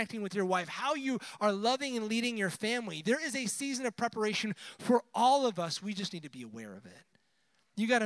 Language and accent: English; Buffalo, New York, United States; moved away; I'm originally from the Northeast, so wintertime, you didn't go outside ever. I'm from Buffalo